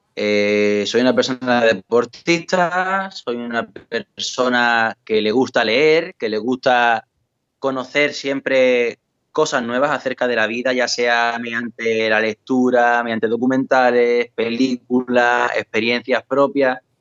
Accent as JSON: {"language": "Spanish", "town": "Valverde del Camino", "region": "Andalusia", "country": "Spain", "tie": "born or raised there"}